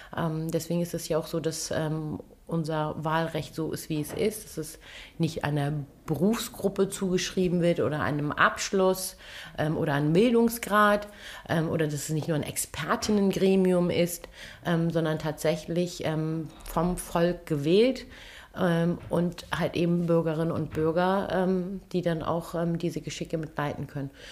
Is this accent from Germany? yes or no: yes; Kiel, Schleswig-Holstein, Germany; Ich bin gebürtige Kielerin und dann ist Heimat Schleswig-Holstein.